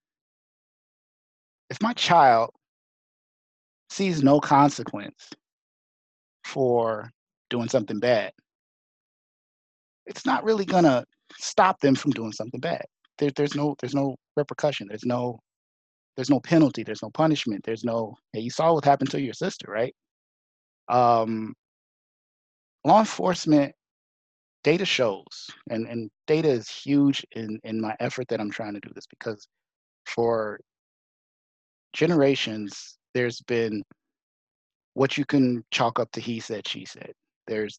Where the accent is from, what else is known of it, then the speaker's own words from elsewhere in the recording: United States; as an American, as a Black man